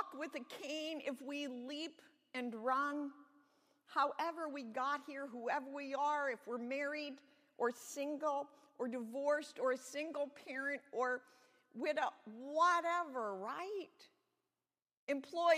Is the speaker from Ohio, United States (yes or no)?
yes; Hudson, Ohio, United States; also born or lived in Jamestown; I grew up most of my life, although I was born in Jamestown, I grew up most of my life since third grade until I graduated from high school in Hudson, Ohio